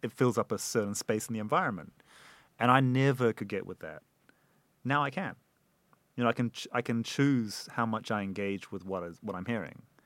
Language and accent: English; New Zealand; moved away; we grew up together in New Zealand